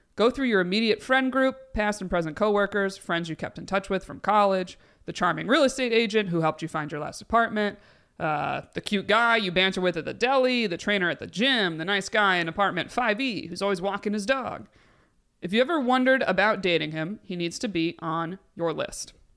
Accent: Binghamton, New York, United States; we're from Binghamton area. My brother's there.

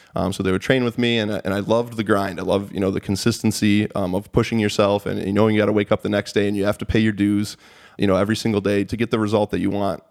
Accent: Sterling Heights, Michigan, United States; I grew up in, uh, Sterling Heights, Michigan.

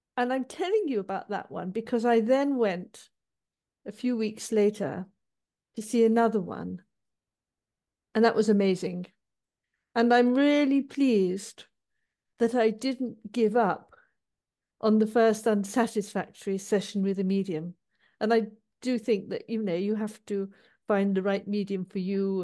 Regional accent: Manchester, North West England, United Kingdom; I was born in Manchester, which is a city in the north of England. And um, as a child, my parents used to go to the local parish church

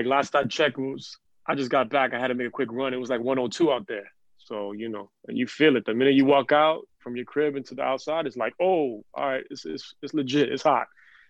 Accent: New York City, New York, United States; Born and raised in Queens, man. Flushing. I was born in Jamaica Hospital.

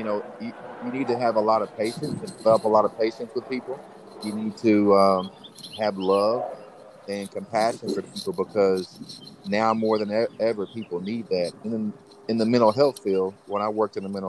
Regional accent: North Little Rock, Arkansas, United States; Growing up in Arkansas, in the city of North Little Rock

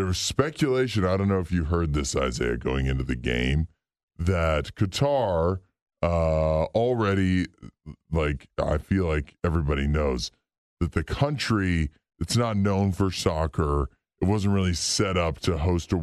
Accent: Canada; I'm Canadian

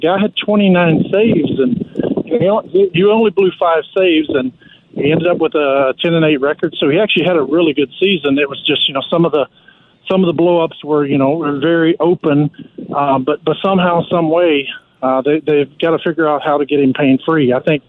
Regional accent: Tennessee, United States; Yeah, you know, I grew up in Cardinal country

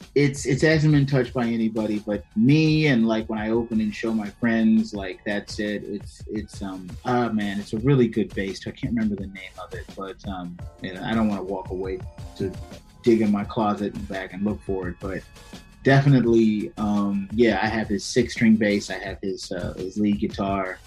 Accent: Prince George's County, Maryland, United States; now in Silver Spring, United States; I am originally from uh, Prince George's County

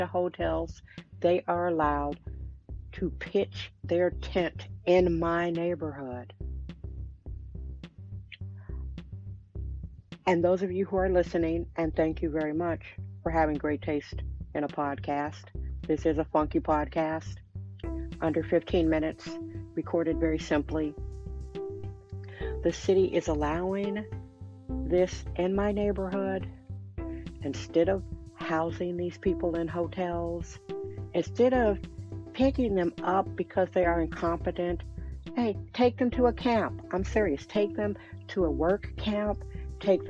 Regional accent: Milwaukee, Wisconsin, United States; now in San Francisco, United States; I'm from Milwaukee, Wisconsin. My parents divorced. I am one of seven children

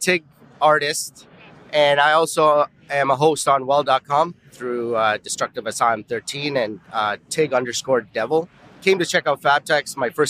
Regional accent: Canada; I'm from Canada.

